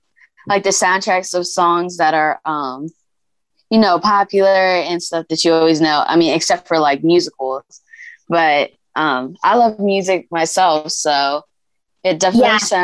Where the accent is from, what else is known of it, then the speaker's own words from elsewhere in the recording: Delaware, United States; from Delaware, and you are listening to Kids First Coming Attractions.